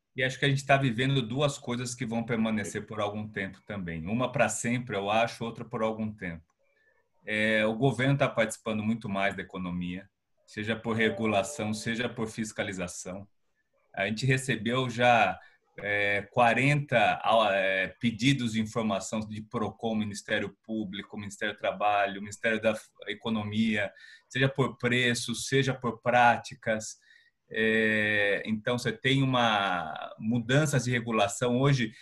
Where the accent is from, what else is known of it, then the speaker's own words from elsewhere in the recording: Piracicaba, São Paulo, Brazil; now in São Paulo, Brazil; eu sou de Piracicaba, sou do interior. Então eu cresci num ambiente de vizinhança